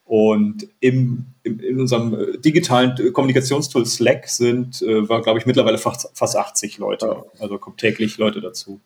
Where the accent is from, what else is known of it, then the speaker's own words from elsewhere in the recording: Prignitz area, Brandenburg, Germany; moved away; ich komme ja aus der Gegend hier